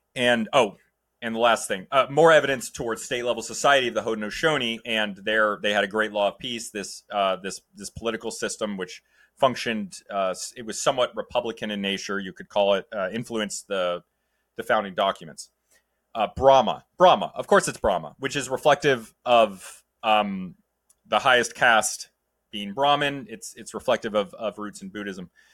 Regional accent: New England, United States; I'm from New England, man. I just got Catholicism up here

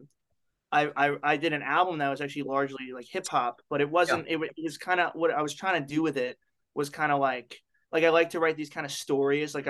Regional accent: New York City, New York, United States; I am from born and raised in New York

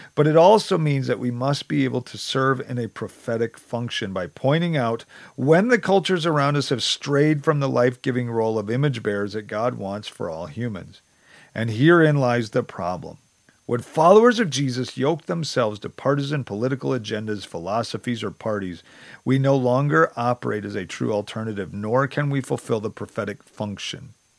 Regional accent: United States; as an American

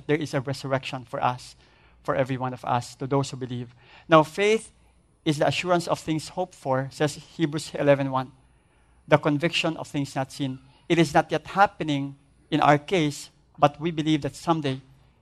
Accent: Philippines; as Filipino

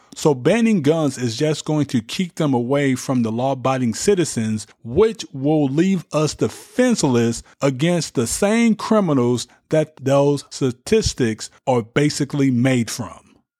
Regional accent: United States; As American citizens

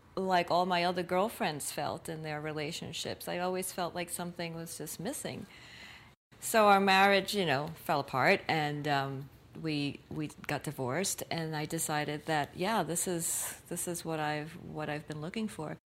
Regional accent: New York City, New York, United States; I was born in Brooklyn, New York. My parents came to New York from Puerto Rico in the 1950s. And so I'm a diehard New Yorker

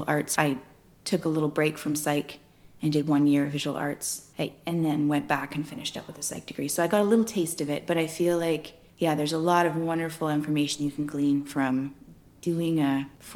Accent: Victoria, British Columbia, Canada; also born or lived in Hazelton, British Columbia; most of my life, I grew up on the island in Victoria

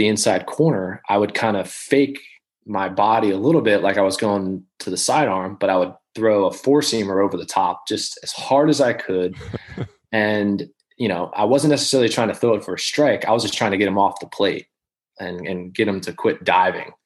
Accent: Baltimore, Maryland, United States; I grew up in Baltimore, so I'd always kind of, you know, especially in the minors, I was still semi pulling for the Orioles just as a, you know, Baltimore kid

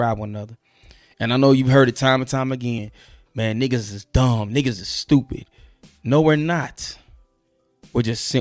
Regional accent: St. Louis, Missouri, United States; I'm from the Lou

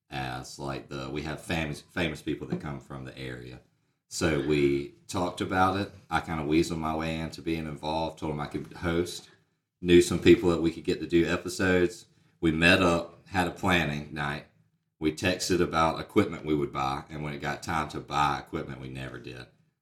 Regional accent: Americus, Georgia, United States; also born or lived in Plains, Georgia; I'm going to be your host. I'm from America, so I've lived here my whole life. I lived in Plains half the time, not very far away. Moved to town.

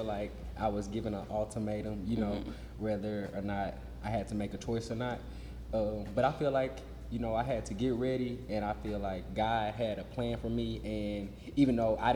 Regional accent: Little Rock, Arkansas, United States; I was born and raised in Little Rock, Arkansas

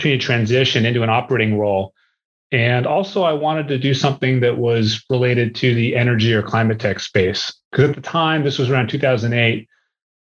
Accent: New England, Massachusetts, then Southern New Hampshire, United States; So I grew up in New England. My early years were in Massachusetts and then Southern New Hampshire.

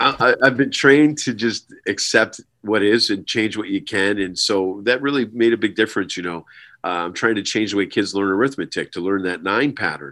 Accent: Herkimer, New York, United States; my hometown of Herkimer, New York

